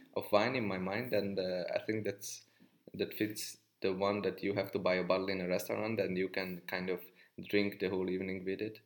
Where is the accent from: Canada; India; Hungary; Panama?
Hungary; I come from Hungary